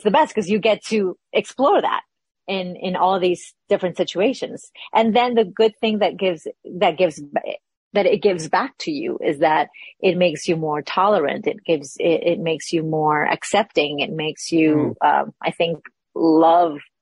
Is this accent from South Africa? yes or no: no; Lima, Peru; moved away as an adult; now in United States; I was born and raised in Peru, Lima, Peru. I came to this country about 20 years ago.